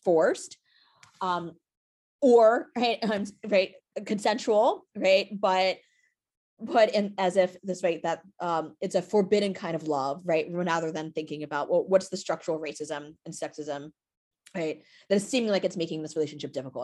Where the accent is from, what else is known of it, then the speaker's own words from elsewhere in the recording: New York City, New York, United States; I live, uh, here in New York City and also grew up in Brooklyn.